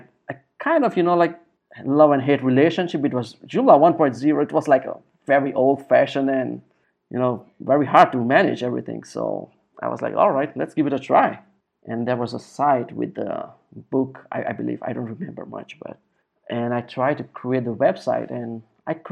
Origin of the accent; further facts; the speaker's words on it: India; moved away as an adult; now in Brazil; I'm Indian